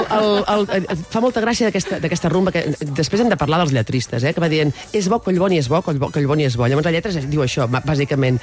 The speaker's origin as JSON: {"language": "Catalan", "region": "Catalonia", "country": "Spain", "said": "sóc xarnega"}